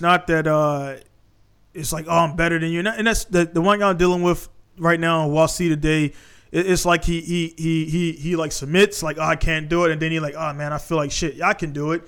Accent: Baltimore, Maryland, United States; I'm from East Baltimore

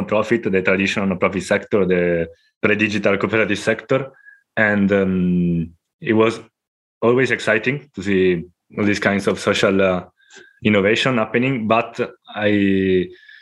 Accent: Italy; now in Spain; from Italy. Now living in Spain, and since many years

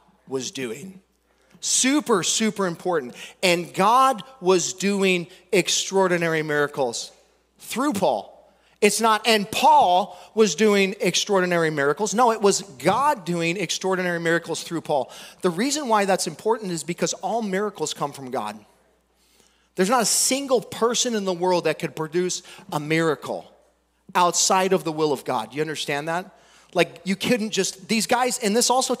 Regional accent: United States; We came from America, dude. We're Americans.

